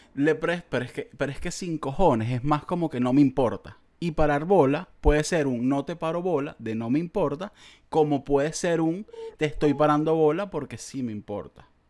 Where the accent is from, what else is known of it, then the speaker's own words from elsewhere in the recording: Venezuela; como venezolano, de verdad, de verdad y como venezolano